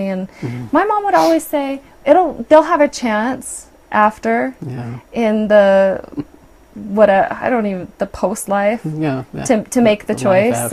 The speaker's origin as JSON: {"language": "English", "town": "Provo", "region": "Utah", "country": "United States", "tie": "born or raised there", "also_born_or_lived": "Brigham City, Utah", "said": "We moved from Provo to Brigham City when I was 15"}